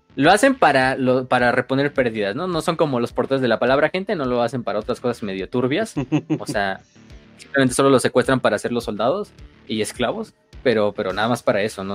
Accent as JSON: {"language": "Spanish", "town": "Tampico", "region": "Tamaulipas", "country": "Mexico", "said": "yo soy de Tampico, entonces también cuenta como Jaibo"}